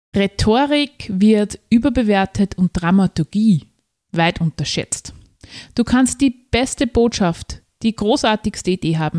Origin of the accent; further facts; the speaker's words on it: Austria; als Österreicherin